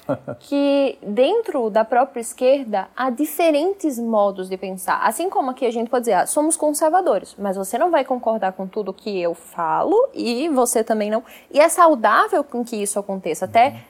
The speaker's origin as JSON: {"language": "Portuguese", "region": "Pernambuco", "country": "Brazil", "said": "o Gilberto Freire lá da minha terra"}